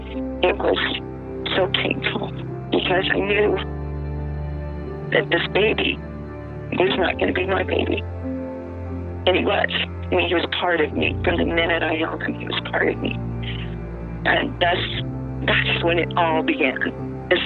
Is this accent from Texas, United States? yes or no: no; Biloxi, Mississippi, United States; My hometown, I had never had a friend of any color except white. Biloxi, Mississippi in 1967 was a tourist